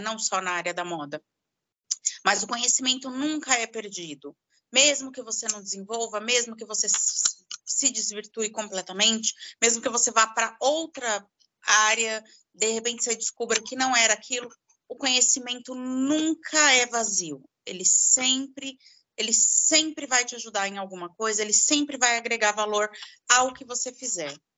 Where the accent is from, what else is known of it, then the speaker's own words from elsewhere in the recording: São Paulo, Brazil; Eu sou de São Paulo